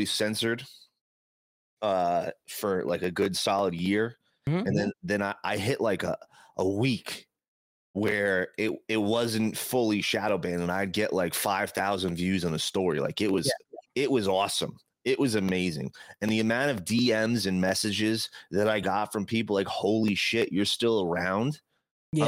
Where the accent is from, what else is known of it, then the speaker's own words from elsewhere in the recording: New Jersey, United States; pothead from New Jersey